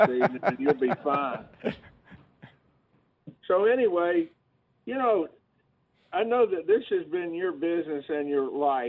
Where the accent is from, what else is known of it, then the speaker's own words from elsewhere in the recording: Georgia, United States; I was born and raised in Georgia and am a diehard Alabama fan.